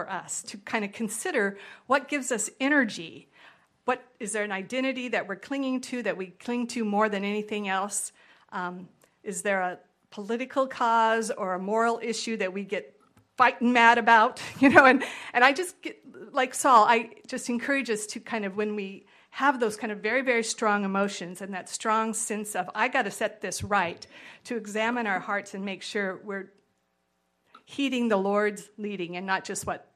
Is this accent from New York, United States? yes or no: no; California, United States; moved away; I'm from California